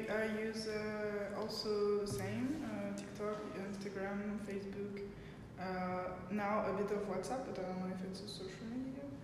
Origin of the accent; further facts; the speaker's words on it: France; I'm 21 and I'm from France.